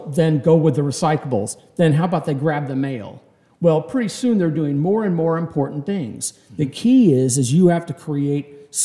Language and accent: English; Kansas City, United States; I'm from Kansas City.